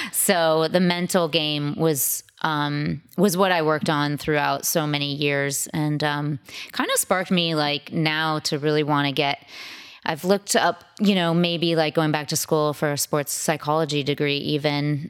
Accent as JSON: {"language": "English", "town": "Sudbury", "region": "Massachusetts", "country": "United States", "tie": "born or raised there", "also_born_or_lived": "Yonkers, New York", "said": "I grew up outside Boston, um, in a suburb around, about thirty minutes outside"}